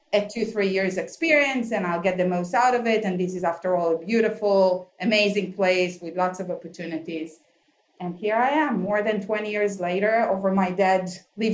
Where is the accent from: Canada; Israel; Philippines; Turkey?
Israel; moved away as an adult; also born or lived in New York, United States / Tel Aviv; now in Palo Alto, United States; So originally we are from Israel. We moved to New York back in 2000